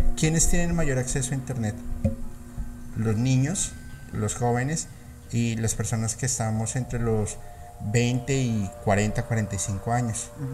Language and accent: Spanish; Colombia; soy colombiano